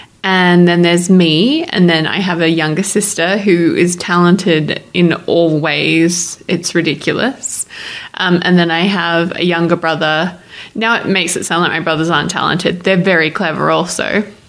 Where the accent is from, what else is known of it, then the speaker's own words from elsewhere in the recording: Melbourne, Victoria, Australia; moved away as an adult; also born or lived in Adelaide; now in United States; I claim Melbourne as home. Technically, I was born in Adelaide, but we moved to Melbourne when I was about four. So, Melbourne's home.